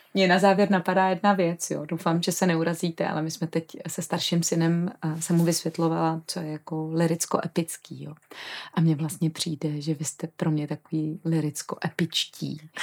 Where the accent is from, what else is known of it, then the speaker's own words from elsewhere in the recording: Czechia; jako Češi jsme